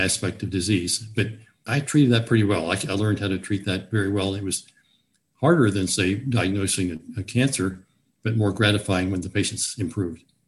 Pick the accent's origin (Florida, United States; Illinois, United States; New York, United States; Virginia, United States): Virginia, United States; Newport News; also born or lived in Richmond, Virginia / eastern Kentucky; now in Harrisonburg, United States; I grew up in Newport News, Virginia